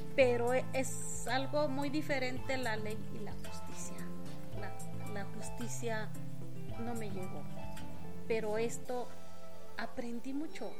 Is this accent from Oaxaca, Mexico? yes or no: yes; Oaxaca, Mexico; first language Mixtec; Spanish is a second language; also born or lived in Mexico City; aquí en el estado de Oaxaca